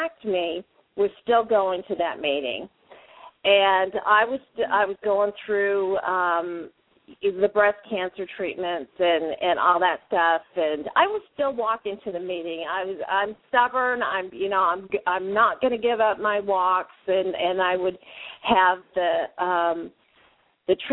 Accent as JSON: {"language": "English", "region": "Arizona", "country": "United States", "said": "so it was beautiful here in Arizona. I'm from Arizona."}